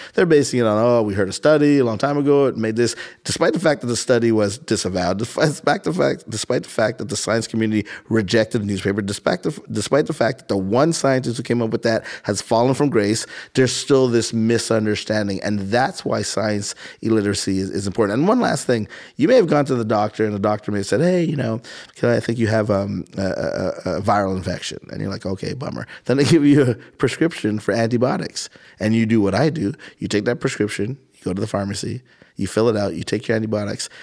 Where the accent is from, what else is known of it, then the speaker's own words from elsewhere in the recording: Montreal, Quebec, Canada; moved away as an adult; also born or lived in Boston / Philadelphia / Caribbean (parents); now in Columbus, United States; I'm born and raised in Montreal, Canada